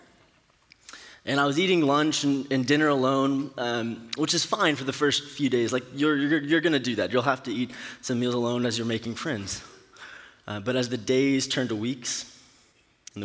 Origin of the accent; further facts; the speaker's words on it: Katy, Texas, United States; moved away as an adult; also born or lived in Stillwater, Oklahoma; I'm from the Houston area, graduated from Cinco Ranch High School in Katy